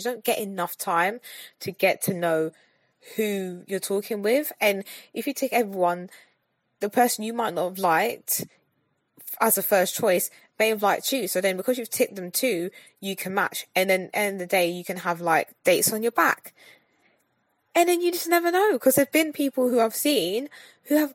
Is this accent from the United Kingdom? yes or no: yes; London, United Kingdom; I'm a Londoner, you know, from the UK